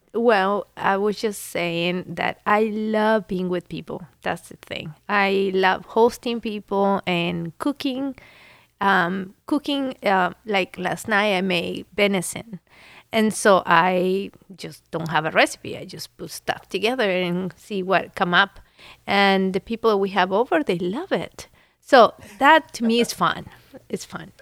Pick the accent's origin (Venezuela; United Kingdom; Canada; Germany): Venezuela; now in Columbus, United States; I was born in Venezuela